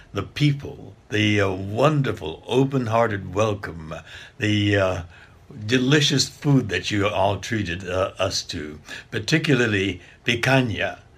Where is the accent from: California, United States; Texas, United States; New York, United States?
California, United States; Los Angeles; also born or lived in Arkansas; I was born here in Los Angeles.